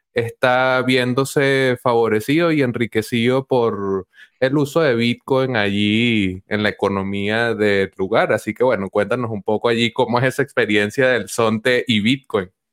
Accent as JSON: {"language": "Spanish", "country": "Venezuela", "said": "a mí acá como venezolano"}